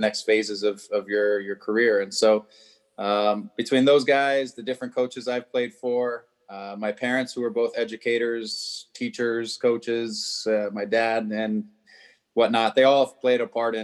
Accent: Arizona, United States; moved away as an adult; also born or lived in Southern California / Toronto; now in Los Angeles, United States; I grew up in Arizona, not too far away, but you know, most of my adult life between UCLA and the Galaxy and it's been Southern California

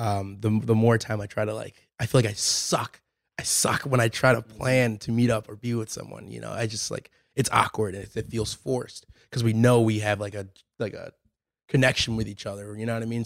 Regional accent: Lake Forest, Illinois, United States; moved away as an adult; also born or lived in Europe; I was born in Lake Forest, Illinois, um, just outside of Chicago. Um, lived there my whole life pretty much

